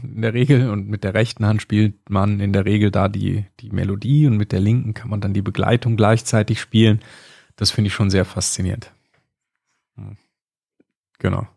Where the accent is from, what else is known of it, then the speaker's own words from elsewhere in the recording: Kleve, North Rhine-Westphalia, Germany; now in Bavaria, Germany; Ja, ich komme aus Kleve. Das ist am Niederrhein, das ist auch Nordrhein-Westfalen, ist so die westliche Ecke, also links auf der Karte, so ganz nah an der niederländischen Grenze. Da bin ich groß geworden